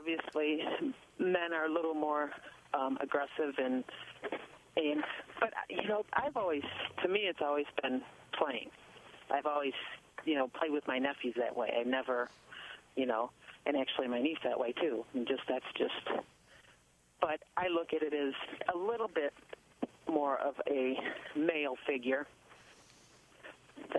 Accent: Dearborn Heights, Michigan, United States; also born or lived in Ypsilanti, Michigan; now in Oakland County, United States; I grew up in Dearborn Heights and moved out to Oakland County

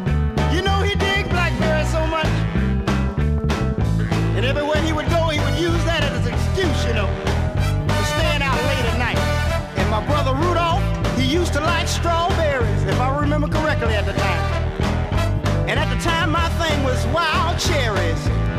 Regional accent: Cincinnati, Ohio, United States; You know, my brothers and I was raised in Cincinnati, you know, Cincinnati, Ohio.

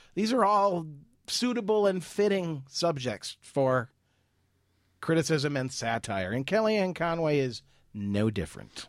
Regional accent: Ireland; as an Irishman

